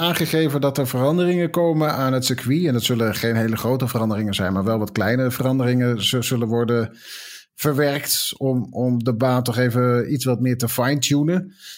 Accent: Netherlands

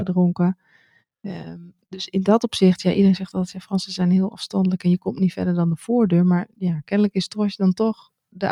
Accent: Netherlands; moved away as an adult; now in France; als Nederlander

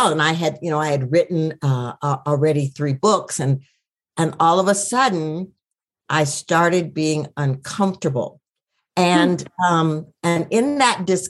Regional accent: Minneapolis, Minnesota, United States; I was born in Minneapolis

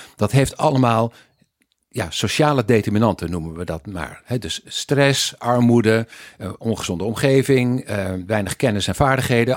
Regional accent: Weert, Limburg, Netherlands; moved away; also born or lived in Eindhoven / Wageningen / United States / Sweden; Ik eh, ben eh, geboren in Weert, ooit, als een teller van een familie die bij Philips werkte in Eindhoven. Dus ik ben import eigenlijk

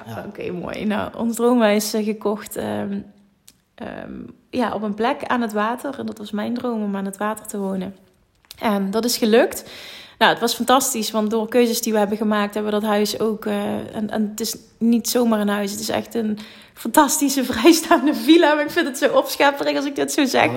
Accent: Limburg, Netherlands; accent: Limburg; wij komen uit Limburg. Je hoort dus een vet accent

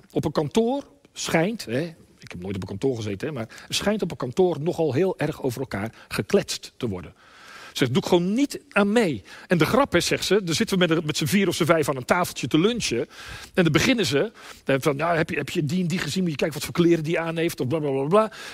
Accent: Limburg, Netherlands; bij ons in Limburg

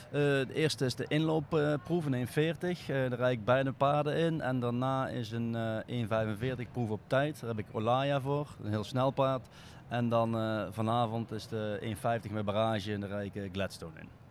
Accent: North Brabant, Netherlands; We komen uit Brabant

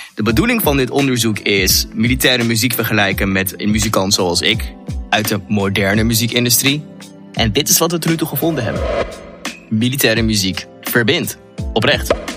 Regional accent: Netherlands

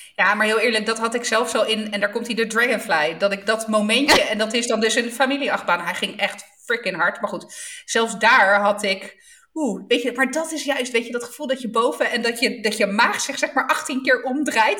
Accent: Southern Italy, Italy; Ik kom dan toch uit Zuid-Italië

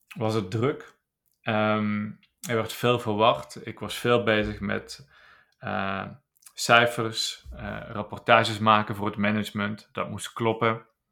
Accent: Landgraaf, Limburg, Netherlands; geboren in Zuid-Limburg, een klein plaatsje in Landgraaf. En ik ben daar opgegroeid

